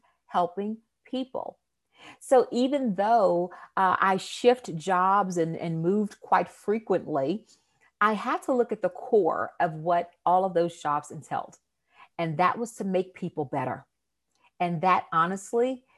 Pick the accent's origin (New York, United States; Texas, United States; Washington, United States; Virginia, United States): Texas, United States; Houston; accent: Southern twang; I am originally from Houston, Texas. I'm sure you will hear my Southern twang come out somewhere in this interview